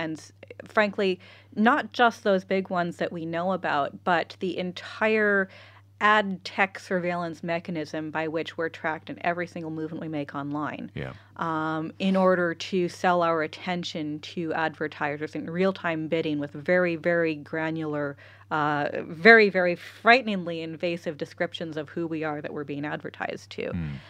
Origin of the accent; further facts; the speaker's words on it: California, United States; now in Ireland; Again, I grew up in California.